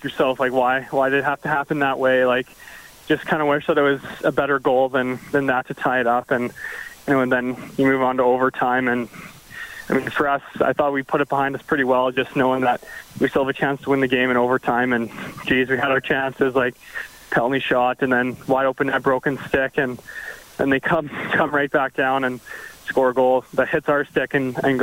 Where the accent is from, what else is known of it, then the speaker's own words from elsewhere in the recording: Canada; growing up in Kalahoo